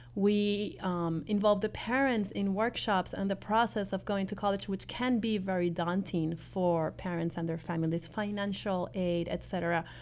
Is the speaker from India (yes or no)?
no; Peru; moved away; I come from Peru, which is a developing country